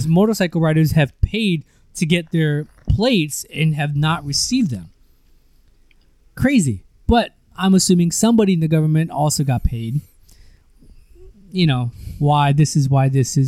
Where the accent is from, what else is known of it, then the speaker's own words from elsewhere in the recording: United States; moved away as an adult; now in Philippines; you and I grew up in the States